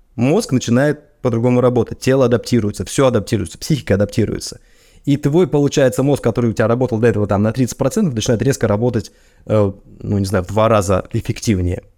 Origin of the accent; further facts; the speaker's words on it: Russia; moved away as an adult; now in United States; у меня на родине